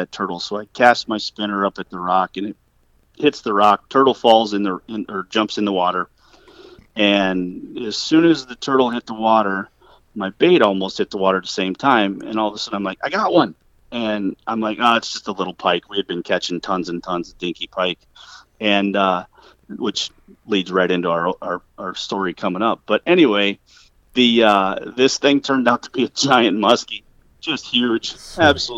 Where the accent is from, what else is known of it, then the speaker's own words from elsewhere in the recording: Iowa, United States; also born or lived in southern Minnesota; Originally born in southern Minnesota, around the Hayfield, Austin, Rochester area, and very young age moved to Iowa with my parents